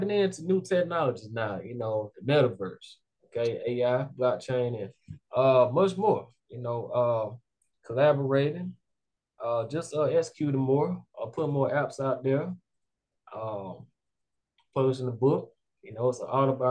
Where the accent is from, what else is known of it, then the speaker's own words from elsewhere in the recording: Montgomery, Alabama, United States; I grew up in West Montgomery